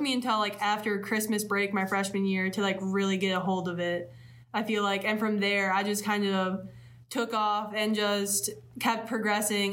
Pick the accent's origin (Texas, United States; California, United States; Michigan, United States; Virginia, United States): Michigan, United States; between Grand Rapids and Kalamazoo, west side of; moved away as an adult; now in Ypsilanti, United States; I'm from the west side of Michigan, in between Grand Rapids and Kalamazoo